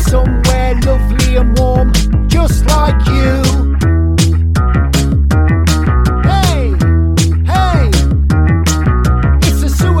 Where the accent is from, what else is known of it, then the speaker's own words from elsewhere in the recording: Grantham, East Midlands, United Kingdom; now in Nottingham, United Kingdom; Margaret Thatcher comes from my hometown at Grantham